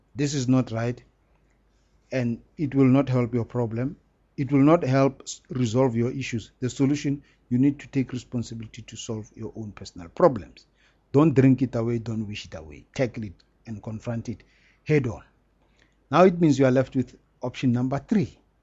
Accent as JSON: {"language": "English", "country": "South Africa", "said": "we are very lucky to be South Africans"}